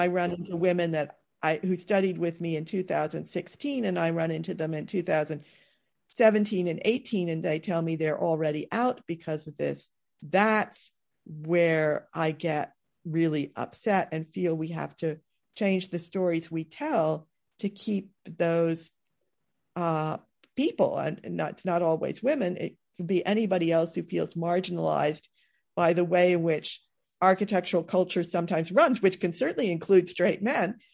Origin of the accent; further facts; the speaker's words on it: East Coast, United States; as an American who had experienced modern architecture, on the east coast of the United States, largely as post-war building